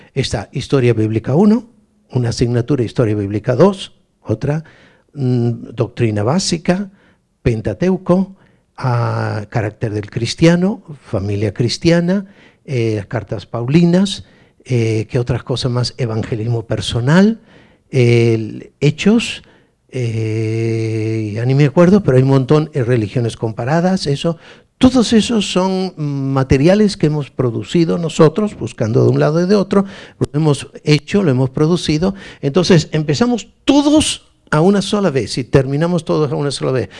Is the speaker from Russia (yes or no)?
no; Galicia, Spain; soy gallego